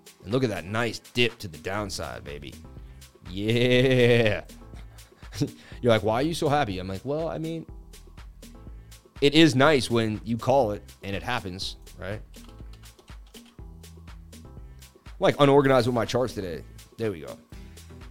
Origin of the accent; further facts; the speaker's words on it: Boston, Massachusetts, United States; I'm from Boston, Mass